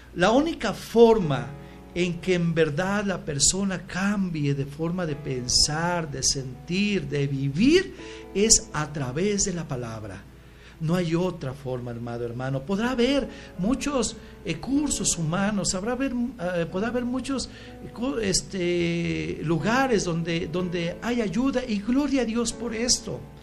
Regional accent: Michoacán, Mexico; nací eh, en Michoacán

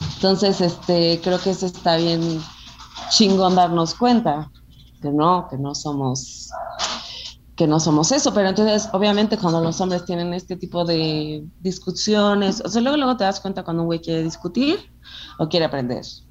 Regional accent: Acapulco, Guerrero, Mexico; yo nací en Acapulco, yo soy, mis papás son mexicanos

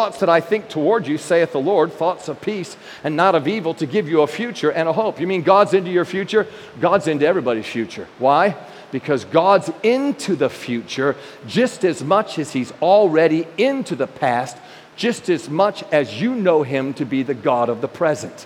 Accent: New York, United States; I'm a New Yorker

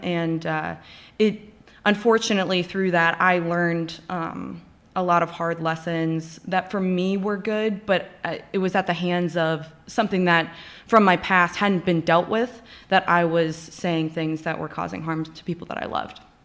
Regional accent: Cincinnati, Ohio, United States; now in Indianapolis, United States; I grew up in Cincinnati, Ohio

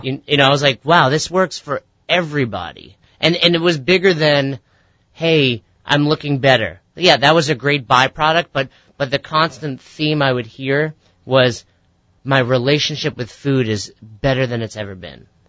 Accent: Peekskill, New York, United States; now in Albany, United States; I grew up in Westchester, New York

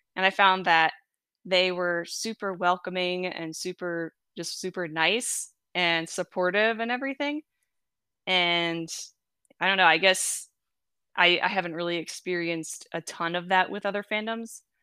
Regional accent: New Jersey, United States; also born or lived in Michigan; now in Kansas, United States; I was born in New Jersey

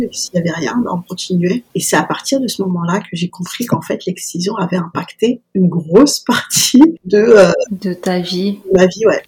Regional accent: Paris, Île-de-France, France; en tant que petite parisienne

